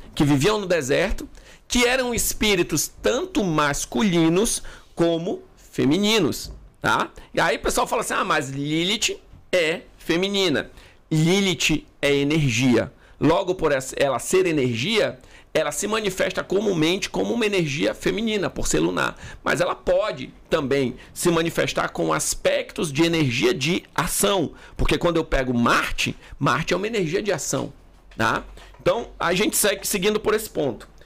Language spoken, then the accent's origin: Portuguese; Manaus, Amazonas, Brazil; eu sou de Manaus